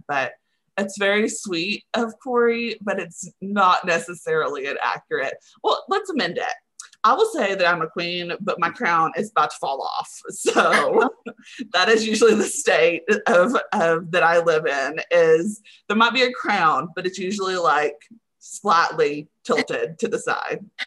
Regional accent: Henrietta, Texas, United States; now in Austin, United States; I currently live in Austin, Texas, but I grew up in Henrietta, Texas, which is right outside of Wichita Falls

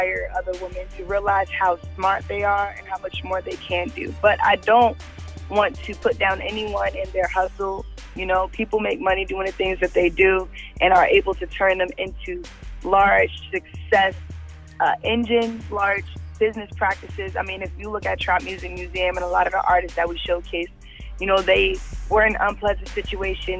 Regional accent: New York City, New York, United States; growing up in New York City

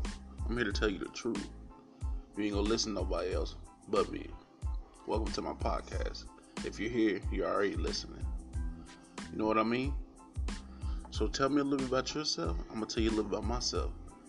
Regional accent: Radcliff, Kentucky, United States; not only just in Bowling Green, my hometown where I was raised at in Radcliffe, I've been thinking about getting involved and giving more.

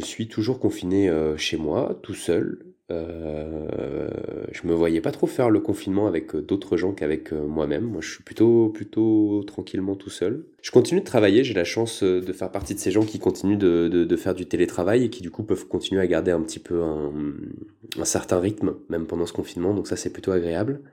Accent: Paris, Île-de-France, France; moved away as an adult; now in Lyon, France; Je viens de Paris à la base, mais je me suis installé à Lyon il y a quelques années

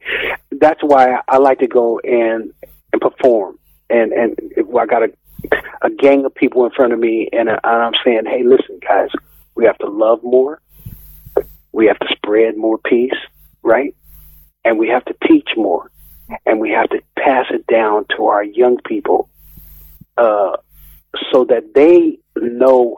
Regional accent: United States; moved away as an adult; now in Edinburgh, United Kingdom; we don't reciprocate in America like

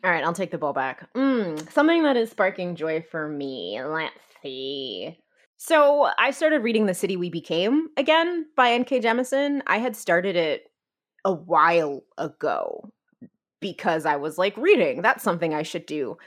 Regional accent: New Jersey, United States; moved away as an adult; also born or lived in Gainesville; now in Texas, United States; I'm originally from New Jersey. I grew up, I wanna say, like, fifteen minutes outside of Manhattan.

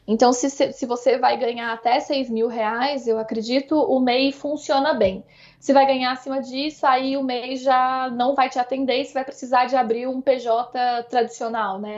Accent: Uberlândia, Minas Gerais, Brazil; moved away as an adult; now in São Paulo, Brazil; Como eu sou de Minas, Uberlândia não é uma cidade minúscula, mas também está longe de ser uma cidade grande

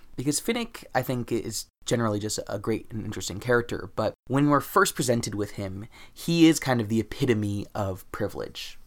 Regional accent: United States; my privilege as American

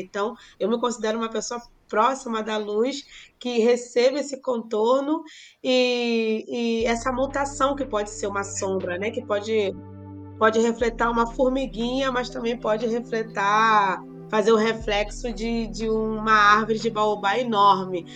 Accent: Brazil; moved away as an adult; saí do Brasil, 2001

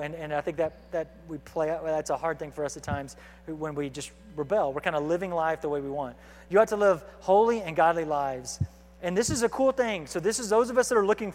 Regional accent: United States; as American believers

